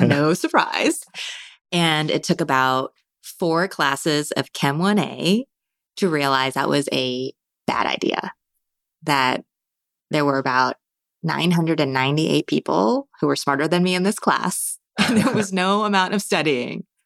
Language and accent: English; Marin County, California, United States; I grew up in Marin County